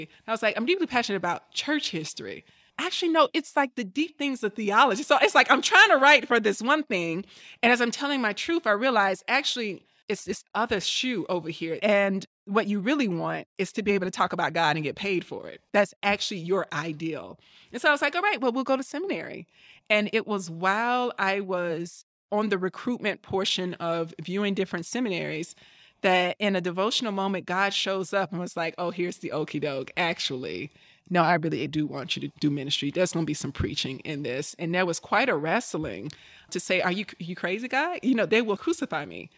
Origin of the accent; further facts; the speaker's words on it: Tuscaloosa, Alabama, United States; moved away as an adult; I am from Tuscaloosa, Alabama, and I grew up in a church